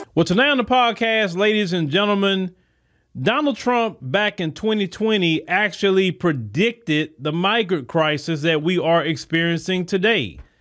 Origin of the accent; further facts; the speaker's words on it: United States; me being an American citizen, landing back into my own country